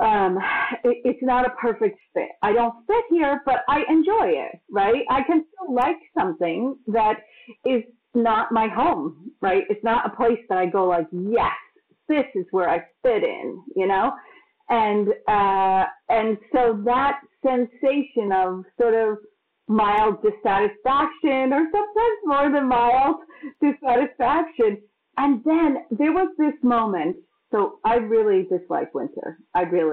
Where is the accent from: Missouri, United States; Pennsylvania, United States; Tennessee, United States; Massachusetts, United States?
Massachusetts, United States; moved away; also born or lived in New York; I grew up in Massachusetts, which is quite cold